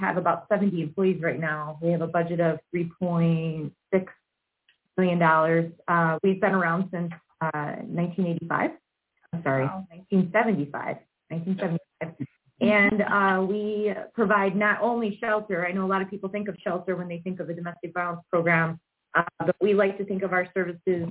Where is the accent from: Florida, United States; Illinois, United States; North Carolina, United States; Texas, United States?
Illinois, United States; Aurora; I'm born and raised in Aurora, Illinois